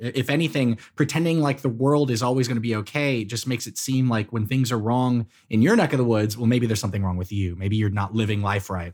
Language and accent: English; Texas, United States; my home state is the size of several countries